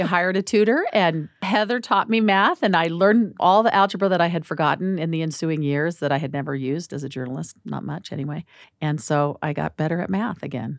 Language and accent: English; Phoenix, Arizona, United States; also born or lived in Washington, D.C.; now in Salt Lake City, United States; I'm from Phoenix. I'm an Arizona girl